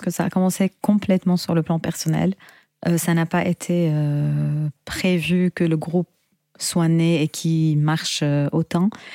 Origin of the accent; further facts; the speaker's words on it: Syria; now in Paris, France; je suis chanteuse, compositrice originaire de Syrie